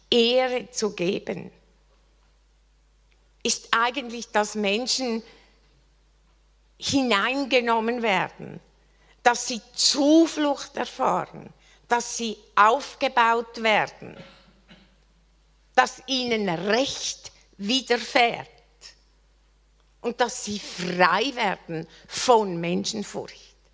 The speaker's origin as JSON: {"language": "German", "country": "Switzerland", "said": "Ich bin Schweizerin."}